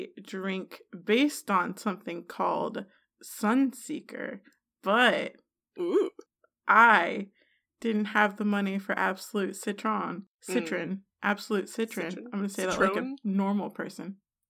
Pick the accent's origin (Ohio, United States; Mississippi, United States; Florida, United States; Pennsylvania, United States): Ohio, United States; I'm from Ohio.